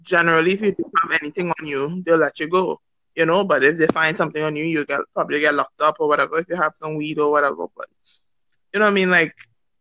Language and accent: English; Trinidad & Tobago